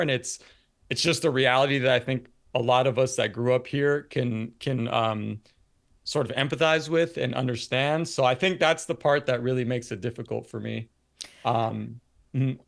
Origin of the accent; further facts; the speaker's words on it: San Francisco Bay Area, California, United States; born and raised in the Bay